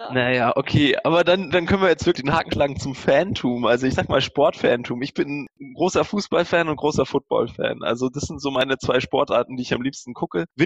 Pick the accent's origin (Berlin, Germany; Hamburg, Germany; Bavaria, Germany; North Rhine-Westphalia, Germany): Bavaria, Germany; Munich; ich komme aus München und wenn man nicht gerade mit dem weniger erfolgreichen Münchner Club irgendwie was zu tun haben will oder dem hält, dann ist man halt irgendwie auch ein Roter.